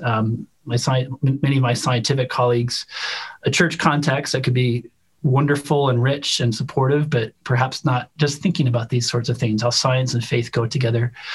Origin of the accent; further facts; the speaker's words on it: Chicago, Illinois, United States; moved away as an adult; also born or lived in Utah; since I was a kid growing up in Chicago